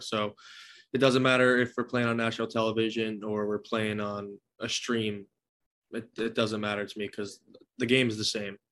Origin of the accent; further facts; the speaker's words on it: New Jersey, United States; I've always wanted to play for my home state.